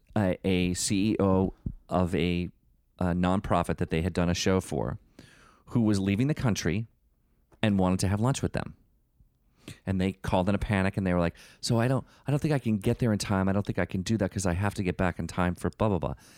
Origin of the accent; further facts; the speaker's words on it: Northeast, United States; we're from the Northeast